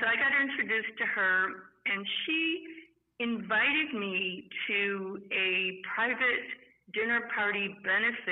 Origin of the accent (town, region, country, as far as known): Naperville, Illinois, United States; born or raised there; moved away as an adult; also born or lived in Chicago, Illinois / Oak Park, Illinois